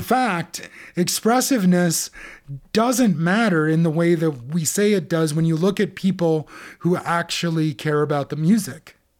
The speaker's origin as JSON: {"language": "English", "country": "United States", "said": "for Americans like us"}